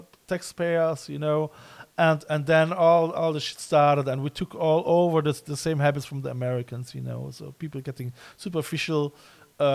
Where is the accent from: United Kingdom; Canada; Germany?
Germany